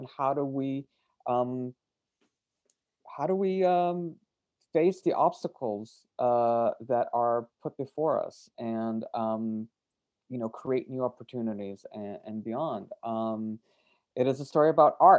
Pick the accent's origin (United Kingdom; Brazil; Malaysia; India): Brazil; I grew up in Brazil